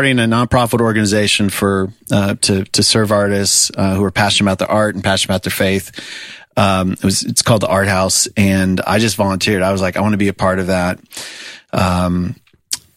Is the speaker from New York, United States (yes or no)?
no; South Florida, United States; moved away as an adult; now in Nashville, United States; I grew up in South Florida